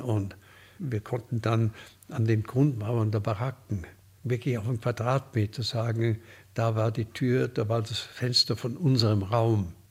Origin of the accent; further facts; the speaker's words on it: Munich, Bavaria, Germany; ich komme aus München